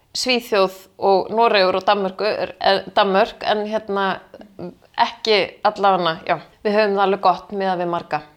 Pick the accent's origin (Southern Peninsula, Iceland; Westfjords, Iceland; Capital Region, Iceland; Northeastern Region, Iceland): Capital Region, Iceland; Kópavogur; also born or lived in Athens, Greece; Ég ólst upp í Kópavóinum